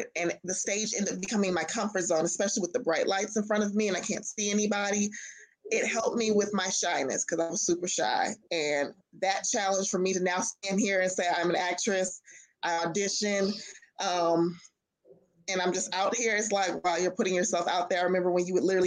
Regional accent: Los Angeles, California, United States; moved away as an adult; now in Atlanta, United States; I am originally from Los Angeles, California.

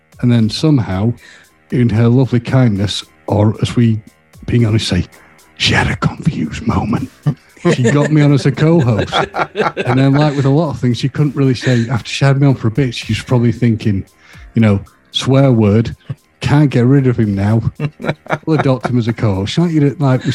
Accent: Manchester, North West England, United Kingdom; now in North Yorkshire, United Kingdom; I am originally from Manchester

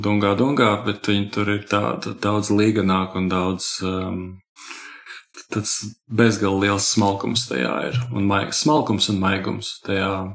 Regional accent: Latvia

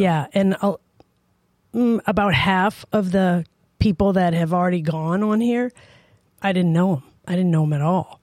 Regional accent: New Orleans, Louisiana, United States; also born or lived in Tacoma, Washington; now in Idaho, United States; I was raised in New Orleans

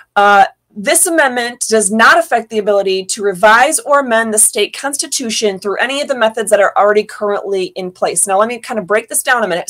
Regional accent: Orlando, Florida, United States; moved away; also born or lived in Upper Peninsula, Michigan / Michigan; I grew up in Central Florida away from a beach. I grew up in Orlando.

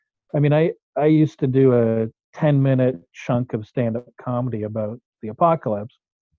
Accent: Merville, British Columbia, Canada; Yes, I fled to my hometown. I grew up on Vancouver Island in a town called Murville, just north of the Comox Valley.

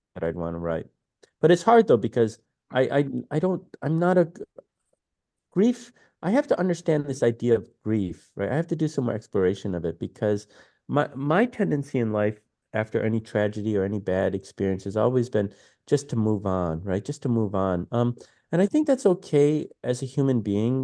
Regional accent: Detroit, Michigan, United States; moved away as an adult; also born or lived in New York City; growing up in Detroit

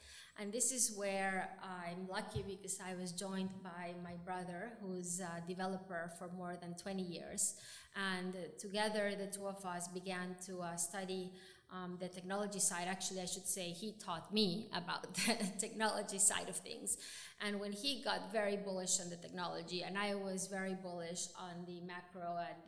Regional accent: Venezuela; moved away as an adult; also born or lived in New York; I grew up in Venezuela

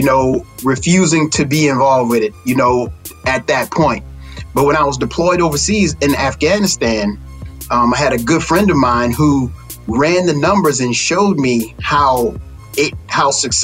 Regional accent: Texas, United States; growing up in Texas, small town

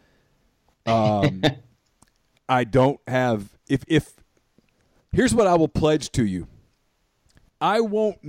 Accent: Ruston, Louisiana, United States; growing up in Ruston

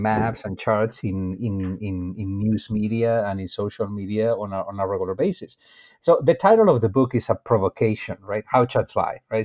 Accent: Spain; moved away as an adult; also born or lived in Brazil; now in United States; I am originally from Spain

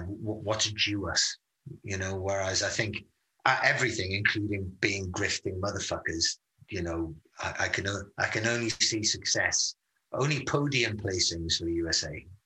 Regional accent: United Kingdom; being British

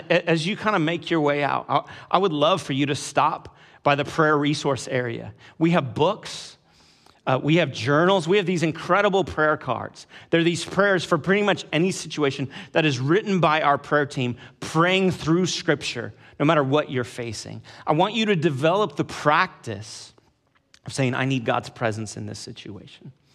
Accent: California, United States; I grew up in California, in the suburbs of California

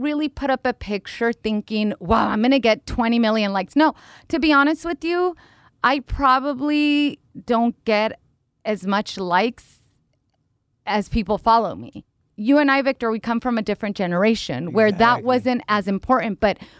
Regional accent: Mexico; also born or lived in United States; even though I was born here in the United States of America, I did live 8 years in a small town in Mexico with my grandmother and my dad's side of the family

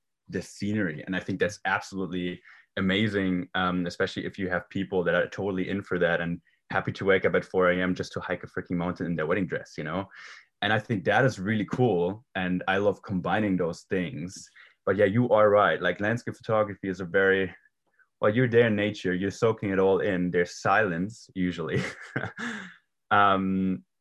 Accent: Germany; English is a second language; moved away as an adult; originally I was born and raised in Germany. I lived there for 18 years

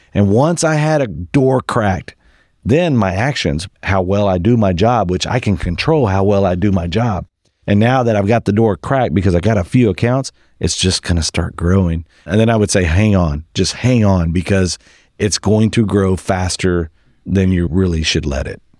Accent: West Texas, United States; I grew up in West Texas on a cotton farm

